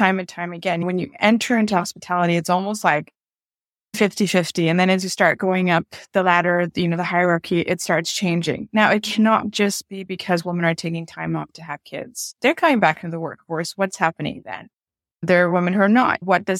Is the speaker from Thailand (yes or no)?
yes; Bangkok, Thailand; born there; So I'm Bangladeshi Swiss and I was born in Bangkok.